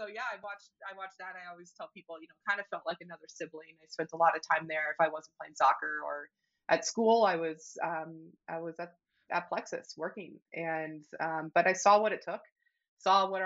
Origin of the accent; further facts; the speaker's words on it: Ashland, Oregon, United States; now in Bozeman, United States; I grew up in Ashland, Oregon, a small little town in Southern Oregon.